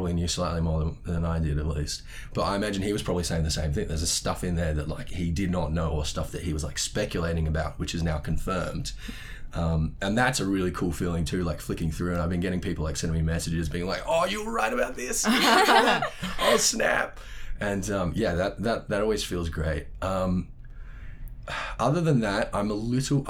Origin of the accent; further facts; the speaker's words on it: Sydney, New South Wales, Australia; my hometown in Sydney